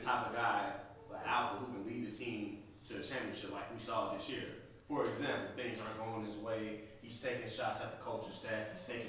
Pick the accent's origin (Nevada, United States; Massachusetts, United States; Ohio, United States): Massachusetts, United States; Boston; so boys, I'm from Boston. You know, I'm a big Celtics fan.